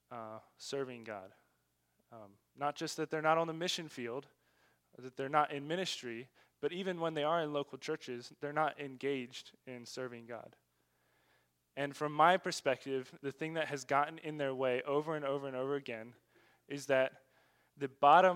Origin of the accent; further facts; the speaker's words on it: United States; moved away as an adult; now in China; we have as American Christians